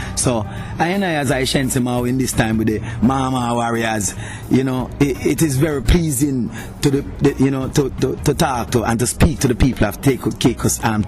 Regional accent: Kingston, Jamaica; also born or lived in Central Village; Well, I and I come from Trench Town, you know, the town where the musical showdown always been held

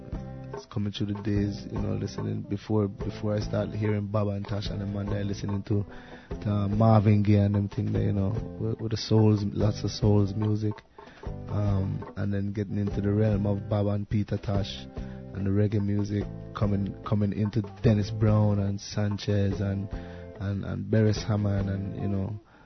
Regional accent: St. Croix, U.S. Virgin Islands; also born or lived in Antigua / United States / Tortola; I grew up in St. Croix, USVI, you know, in a place called Mombijo, Fanjipani Mombijo, you know, middle east of the island, you know. You know, did some raising in Antigua

